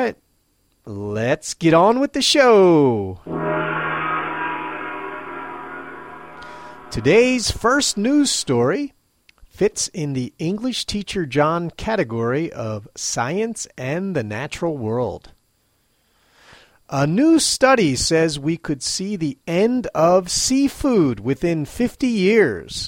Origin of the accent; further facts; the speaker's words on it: United States; now in Matsumoto, Japan; as an American